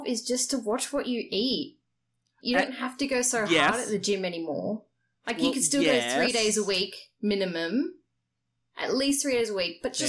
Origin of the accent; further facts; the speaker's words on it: Australia; also born or lived in Sydney; I'm not Hungarian, I'm Aussie